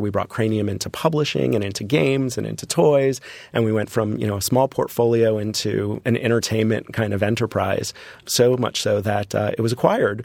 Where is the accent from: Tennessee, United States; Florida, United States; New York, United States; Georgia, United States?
Florida, United States; Hollywood; growing up in Florida, for me, a vacation was Disney.